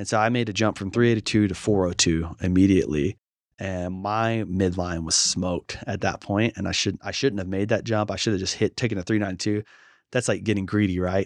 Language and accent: English; Shreveport, Louisiana, United States; my hometown of Shreveport